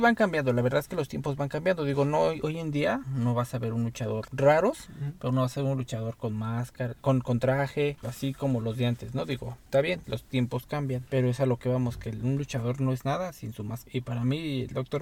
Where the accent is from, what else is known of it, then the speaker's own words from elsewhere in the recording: Mexico; los mexicanos somos